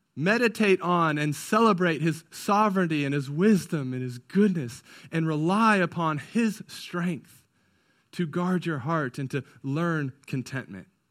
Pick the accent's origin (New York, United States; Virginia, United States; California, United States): California, United States; now in Indiana, United States; I grew up in California, so that's not what we did out there. But ever since moving to Indiana